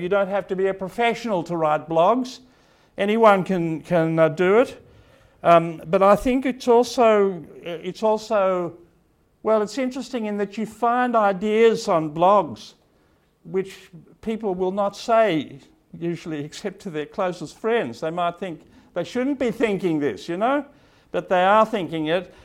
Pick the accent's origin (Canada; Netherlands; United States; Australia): Australia; Sydney, New South Wales; moved away; I was born and brought up in Sydney, and although I don't live here anymore